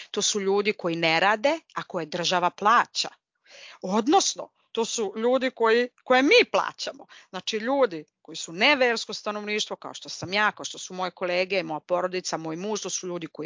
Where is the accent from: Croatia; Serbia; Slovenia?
Serbia; now in Tel Aviv, Israel; Mene pitao, ok, odakle si? Ja kažem iz Srbije, dobro.